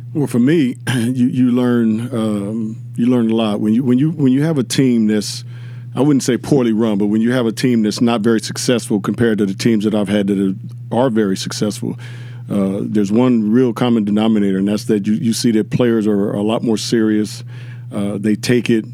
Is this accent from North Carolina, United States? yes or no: no; Inglewood, California, United States; growing up in Inglewood, California